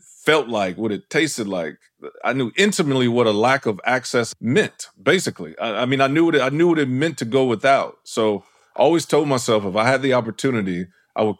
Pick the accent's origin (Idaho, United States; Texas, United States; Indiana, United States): Texas, United States; Houston; moved away; I'm originally from Houston, Texas. I grew up in the Fifth Ward, which is kind of an impoverished area, I would say, of Houston